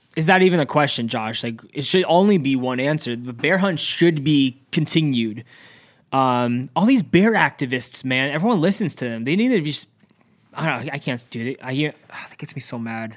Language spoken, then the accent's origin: English; Cranford, New Jersey, United States; growing up in Central, yeah, by the way, we're, we're Central Jersey in Cranford